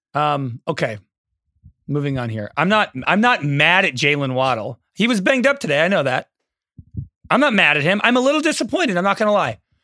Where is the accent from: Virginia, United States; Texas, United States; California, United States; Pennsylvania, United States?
California, United States; the Bay Area; I'm from the Bay